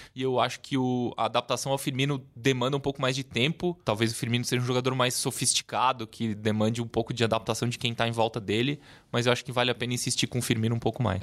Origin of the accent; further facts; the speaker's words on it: Uruguay; moved away; Eu que nasci no Uruguai, torço pela seleção do Uruguai